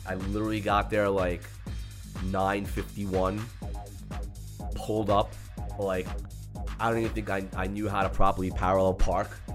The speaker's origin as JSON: {"language": "English", "town": "New York City", "region": "New York", "country": "United States", "tie": "born or raised there", "said": "growing up in Queens"}